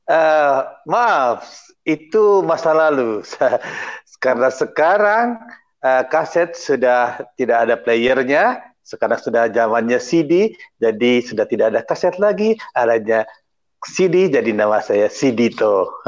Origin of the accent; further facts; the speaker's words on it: Klaten, Central Java, Indonesia; karena kami sama-sama dari uh, saya dari Klaten, Jawa Tengah